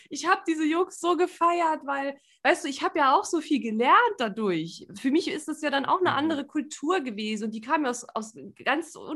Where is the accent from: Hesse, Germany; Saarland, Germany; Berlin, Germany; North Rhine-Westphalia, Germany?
Saarland, Germany; ich bin ja auch keine mhm. gebürtige Lingenerin, ich bin ja Saarländerin